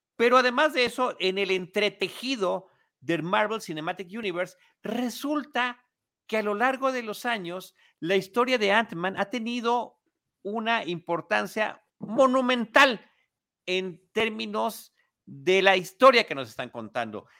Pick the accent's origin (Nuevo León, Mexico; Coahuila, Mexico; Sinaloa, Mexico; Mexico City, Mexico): Mexico City, Mexico; yo soy de la Ciudad de México, estoy acostumbrado a las multitudes